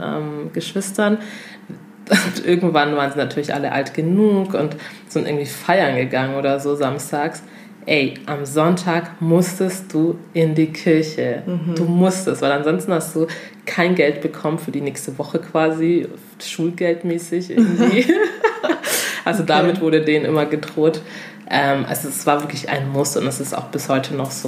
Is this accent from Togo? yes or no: yes; Togo; moved away; ich komme aus Togo